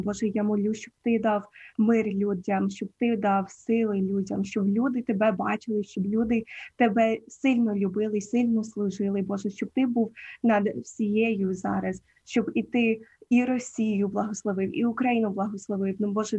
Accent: Ukraine; first language Ukrainian; It would be a mix of Ukrainian and English. I grew up in Ukrainian school. So, the only time I spoke English as a little girl was when I was talking with my parents.

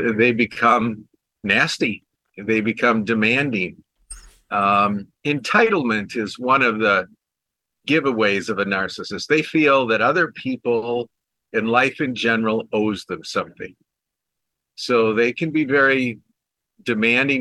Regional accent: Minneapolis, Minnesota, United States; I grew up in the Minneapolis area

